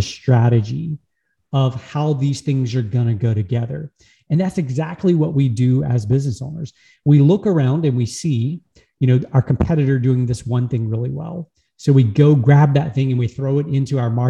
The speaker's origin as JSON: {"language": "English", "region": "Louisiana", "country": "United States", "tie": "born or raised there", "said": "I'm from Louisiana in the US, United States, born and raised in the same town"}